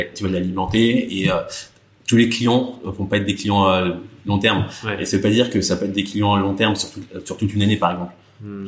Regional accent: Burgundy, Bourgogne-Franche-Comté, France; j'ai grandi en Bourgogne

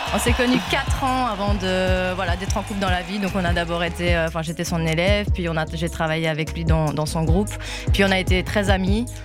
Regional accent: La Louvière, Wallonia, Belgium; j'ai 26 ans, euh, la Louvière aussi

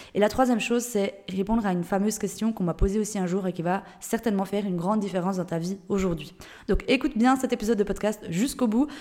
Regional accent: Switzerland; moved away; je viens de Suisse de base.

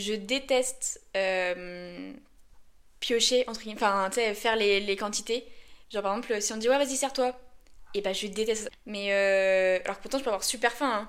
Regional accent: Lyon, Auvergne-Rhône-Alpes, France; Je suis une bonne lyonnaise

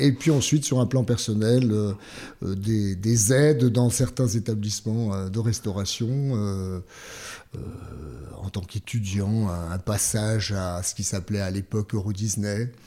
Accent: Langres Plateau, Grand Est, France; je, viens du coin le plus froid de France. Euh, du, plateau. Alors, on rivalise avec Mout, ah, du plateau de Langres.

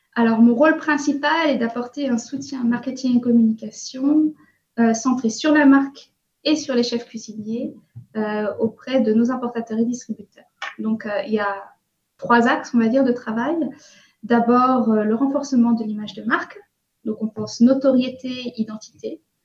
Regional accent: Breton, Brittany, France; moved away as an adult; also born or lived in Cologne, Germany / Sendai, Japan; now in Tokyo, Japan; Je suis bretonne, j'ai 37 ans et ça fait presque 10 ans maintenant que je vis au Japon.

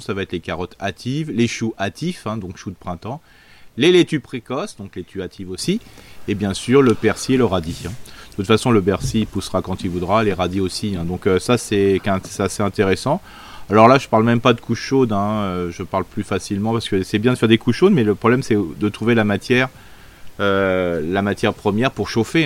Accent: Alsace, Grand Est, France; on est alsacien

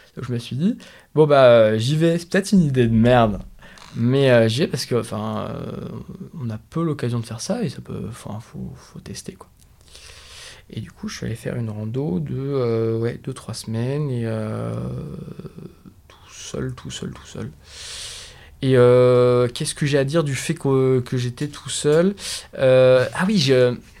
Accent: France; on est tous les deux français

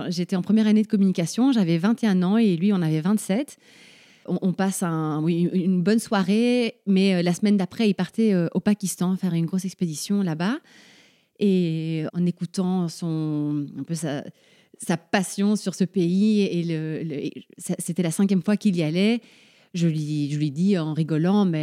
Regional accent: Paraguay; born there; je suis née au Paraguay, on est cinq frères et sœurs, on est tous nés dans des pays différents.

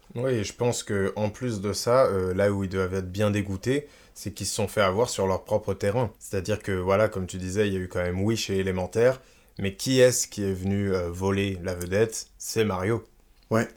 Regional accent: France; chez nous en France

